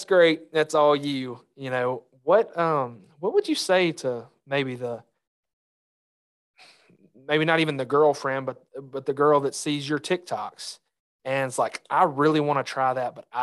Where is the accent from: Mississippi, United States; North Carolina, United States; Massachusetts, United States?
Mississippi, United States; also born or lived in Arkansas; growing up in Mississippi